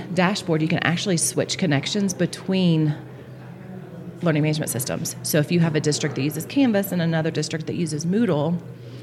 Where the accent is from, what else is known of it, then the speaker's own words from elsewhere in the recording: Florida, United States; I'm from Florida.